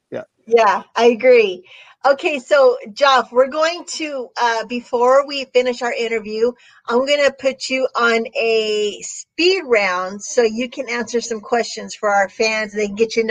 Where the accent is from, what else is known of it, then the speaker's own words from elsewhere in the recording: Mexico; me being Mexican